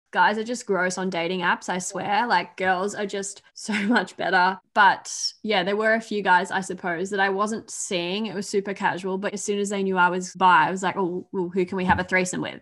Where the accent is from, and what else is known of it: Australia; accent: Aussie